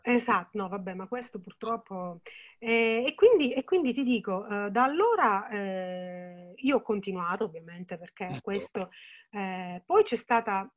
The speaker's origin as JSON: {"language": "Italian", "region": "Sicily", "country": "Italy"}